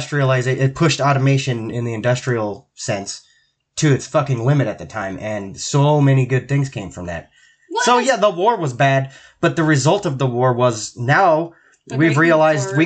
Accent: Washington, United States; I'm from Washington

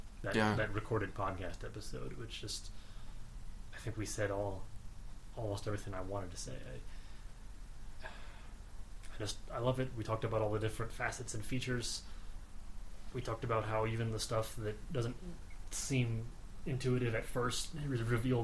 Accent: United States; I'm a American

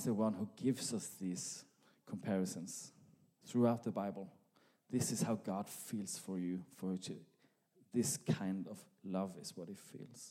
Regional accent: Norway; accent: Norwegian; now in Sweden; my Norwegian accent

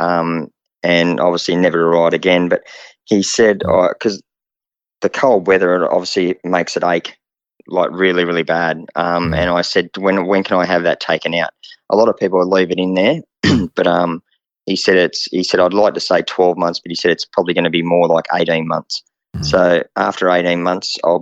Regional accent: Wingham, New South Wales, Australia; moved away; also born or lived in Melbourne; I went home to the Wingham Cup, support my hometown

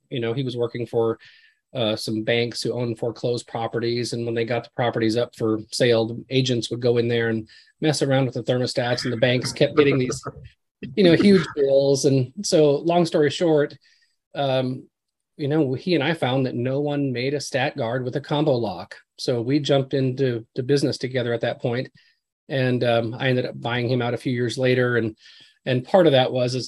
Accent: Glenwood, Minnesota, United States; moved away as an adult; now in Hendersonville, United States; I actually went back to my hometown in Minnesota, a little town called Glenwood

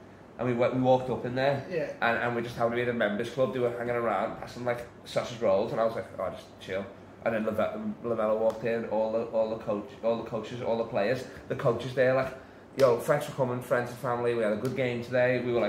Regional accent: Liverpool, North West England, United Kingdom; I'm a Scouser.

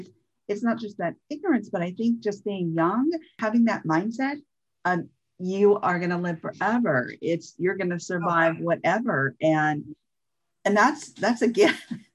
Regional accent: Santa Cruz, California, United States; also born or lived in Berkeley, California / Sacramento, California; I'm from California, as you well know. And so from the Santa Cruz area, the Monterey Bay type of area, and went to school in the Bay Area at Berkeley. So I'm familiar with those mindsets and that kind of talk. And I lived in Sacramento

